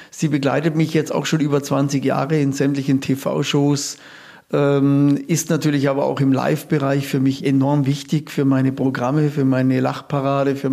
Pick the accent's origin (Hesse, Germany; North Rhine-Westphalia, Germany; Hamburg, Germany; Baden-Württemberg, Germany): Baden-Württemberg, Germany; Der Schwarzwald ist für mich kulturell, gastronomisch und natürlich auch von der Natur her meine Heimat, meine grüne Oase des Glücks